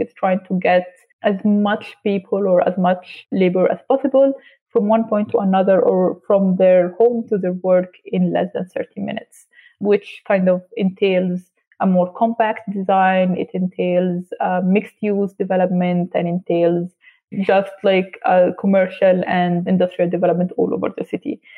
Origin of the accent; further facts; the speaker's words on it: Alexandria, Alexandria Governorate, Egypt; moved away as an adult; now in Lusaka, Zambia; I'm personally from Alexandria, Egypt